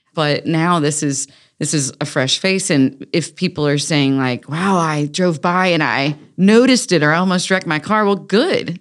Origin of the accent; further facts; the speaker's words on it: Raleigh, North Carolina, United States; Growing up in North Hills